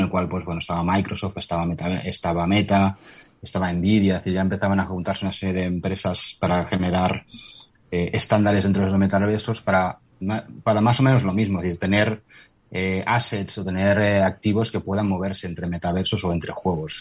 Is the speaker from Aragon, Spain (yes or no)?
no; near Barcelona, Catalonia, Spain; yo soy de cerca de Barcelona